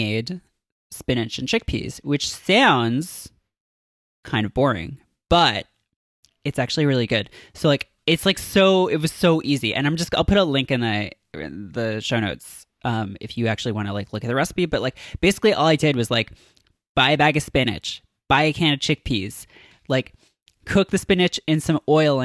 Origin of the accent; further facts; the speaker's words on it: Toronto, Ontario, Canada; now in New York, United States; when I go back to Toronto